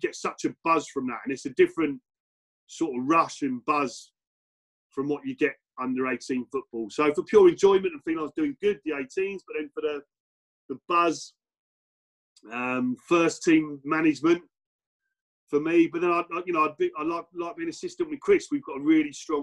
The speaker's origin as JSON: {"language": "English", "town": "Basingstoke", "region": "South East England", "country": "United Kingdom", "tie": "born or raised there", "said": "I was brought up in Basingstoke"}